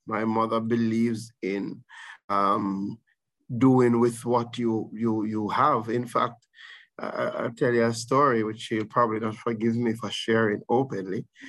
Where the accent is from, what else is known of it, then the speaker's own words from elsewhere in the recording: Saint Elizabeth, Jamaica; I grew up in St. Elizabeth. I mm. consider myself a son of St. Elizabeth